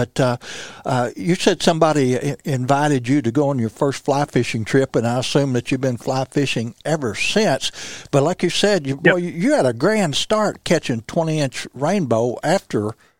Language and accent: English; Bootheel, Missouri, United States; I started when I was about 10 years old, but I was from the Boot Hill, Missouri